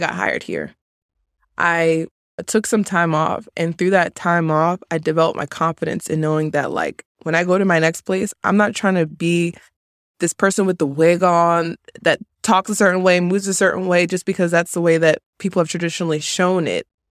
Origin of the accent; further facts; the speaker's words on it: New Jersey, United States; moved away as an adult; also born or lived in Maryland; growing up in Jersey for eighteen years